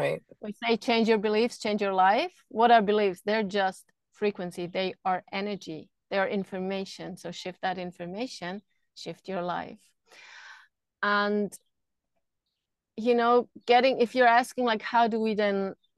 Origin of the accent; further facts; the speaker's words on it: Switzerland; I grew up in Switzerland